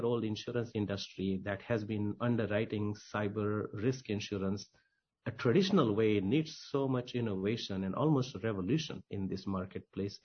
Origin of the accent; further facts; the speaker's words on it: India; moved away as an adult; also born or lived in New York; I grew up in India, went to school there, migrated to New York when I was 18.